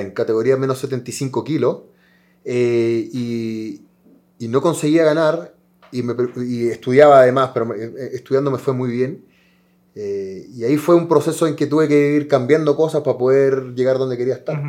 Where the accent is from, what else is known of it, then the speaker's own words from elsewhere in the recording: Chile; somos país sudamericano